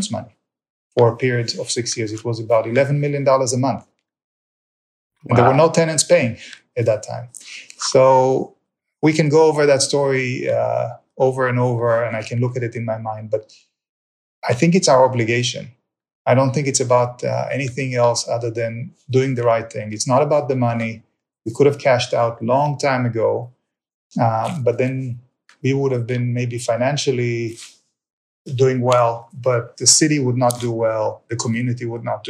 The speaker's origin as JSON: {"language": "English", "country": "Israel", "tie": "born or raised there", "moved": "yes", "lives_now": "United States", "said": "I was born in Israel. Can't get rid of the accent."}